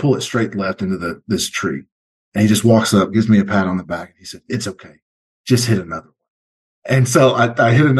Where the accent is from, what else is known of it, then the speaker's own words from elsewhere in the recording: rural Kentucky, United States; also born or lived in Louisville, Kentucky; Rural Kentucky was an awesome spot. We moved back there from Louisville because that's where all our family was